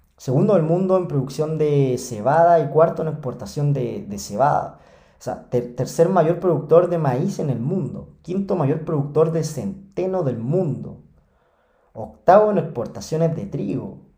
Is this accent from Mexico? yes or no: no; Chile; yo soy chileno. Eh, acá en Chile